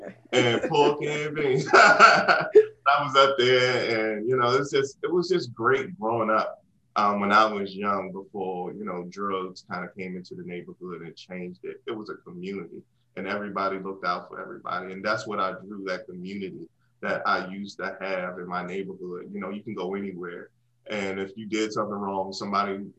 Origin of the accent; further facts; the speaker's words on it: Washington, District of Columbia, United States; I grew up in Washington, D.C. and South Beach